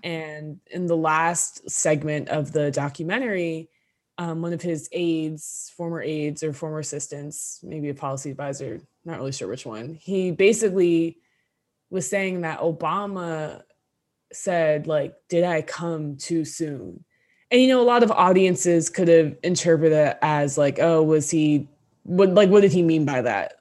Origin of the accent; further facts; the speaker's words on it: New Jersey, United States; we're from North Jersey, we live thirty minutes outside New York City